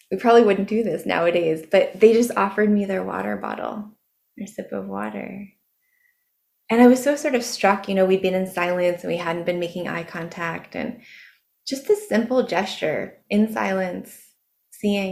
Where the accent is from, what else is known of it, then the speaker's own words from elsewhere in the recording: Ashland, United States; Ashland, my hometown